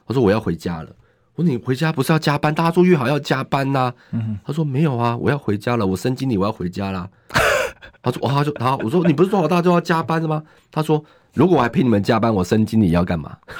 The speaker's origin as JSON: {"language": "Chinese", "town": "Zhonghe", "region": "New Taipei", "country": "Taiwan", "tie": "born or raised there", "said": "我从小就在中和长大，我中和的路比他们熟，中和需要的建设比他们熟"}